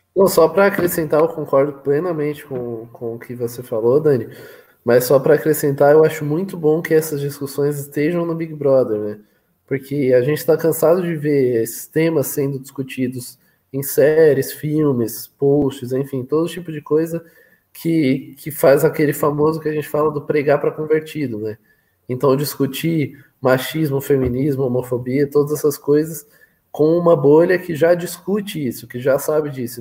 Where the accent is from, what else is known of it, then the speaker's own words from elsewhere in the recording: São Paulo, Brazil; eu sou de São Paulo, Matheus. Sou de São Paulo.